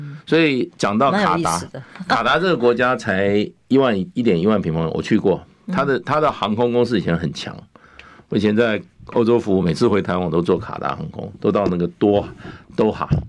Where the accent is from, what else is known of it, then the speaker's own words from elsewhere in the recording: China; 所以个人比赛中，我们中国人来讲的话，基本上一比一都是强强过任何人的。